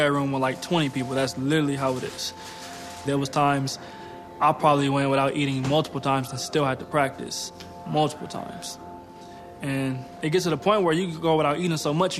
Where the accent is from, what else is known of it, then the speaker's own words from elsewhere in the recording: Pomona, California, United States; I grew up in Pomona, California.